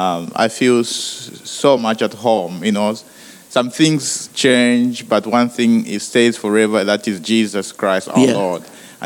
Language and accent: English; Zambia; also born or lived in England; now in Canada; So I'm a mixture of so many things, but I was born in Zambia, so I'm a Zambian by birth. But I lived in the UK, in England, where I trained, did my medical training, and now I live in Canada. So I'm Zambian, British Canadian.